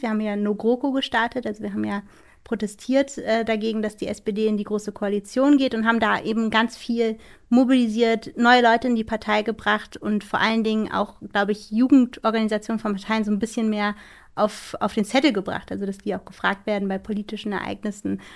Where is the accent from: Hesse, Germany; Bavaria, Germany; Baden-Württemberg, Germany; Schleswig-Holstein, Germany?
Schleswig-Holstein, Germany; bei uns in Schleswig-Holstein, wo ich herkomme